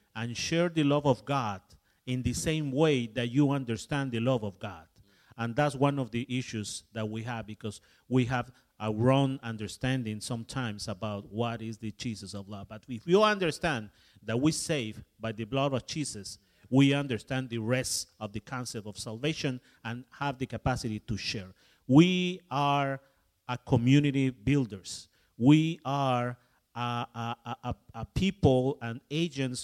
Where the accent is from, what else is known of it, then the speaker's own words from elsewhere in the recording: Mexico; moved away; My background, of course, is I am from Mexico, but my background is as an English. My grandfather coming to Mexico from England.